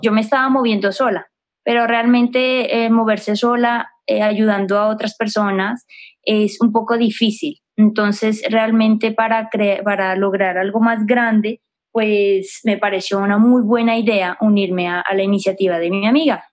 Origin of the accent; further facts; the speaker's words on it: Pasto, Nariño, Colombia; also born or lived in near Frankfurt, Germany; now in Germany; soy pastusa de pura cepa